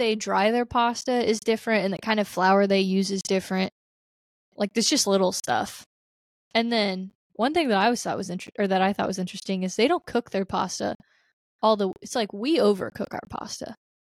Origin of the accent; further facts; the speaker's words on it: United States; And also, I'm very American, and I didn't know where I was going, so I just sat still.